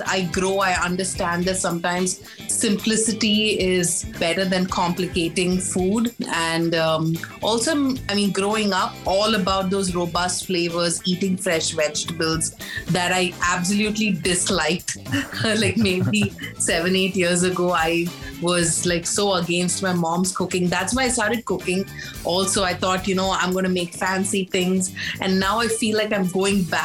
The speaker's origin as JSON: {"language": "English", "town": "Mumbai", "region": "Maharashtra", "country": "India", "tie": "born or raised there", "also_born_or_lived": "Chennai", "said": "I grew up in Mumbai, but my native place is Chennai. So every year for summer vacation was in Chennai"}